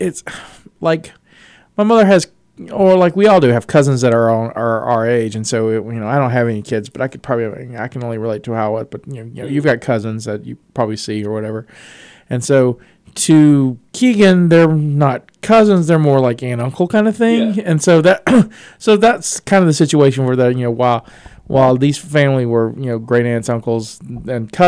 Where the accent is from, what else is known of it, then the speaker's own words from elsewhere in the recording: the South, United States; moved away; I'm from the South